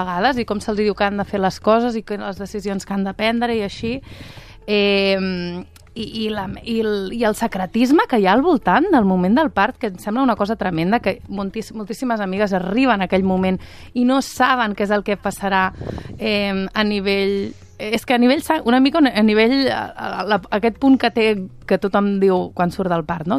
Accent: Catalonia, Spain; sóc catalana de la ceba

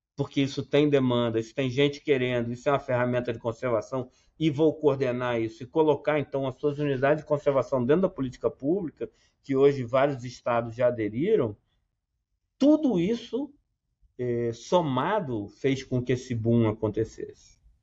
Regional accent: Southeast, Brazil; venho do, do Sudeste

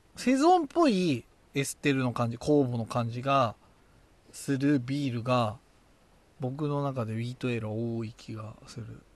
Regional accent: Tochigi, Japan; accent: Tochigi dialect; 若干若干の栃木弁が出た

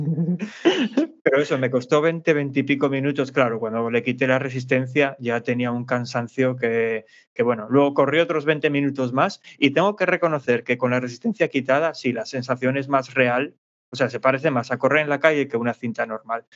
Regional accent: Asturias, Spain; accent: Asturian; nuestro acento asturiano

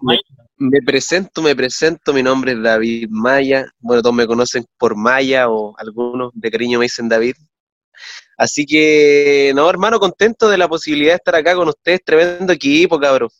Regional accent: Calama, Antofagasta, Chile; now in Coquimbo, Chile; nací acá en esta ciudad, pero me crié toda mi vida en Calama

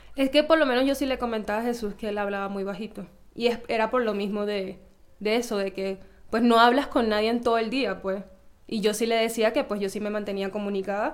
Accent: Venezuela; moved away; como toda venezolana

